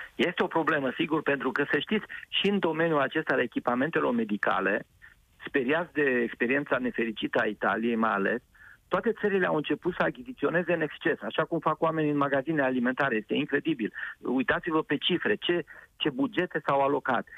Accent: Orăștie Mountains, Hunedoara County, Romania; locurile de unde sunt eu născut, din Munții Orăștie

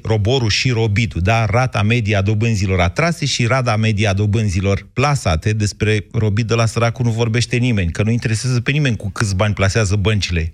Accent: Romania; suntem români

